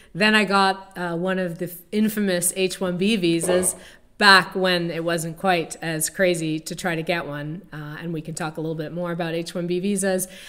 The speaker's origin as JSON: {"language": "English", "country": "Canada", "moved": "as an adult", "lives_now": "Chicago, United States", "said": "I'm originally from Canada, and I came, I immigrated to the United States."}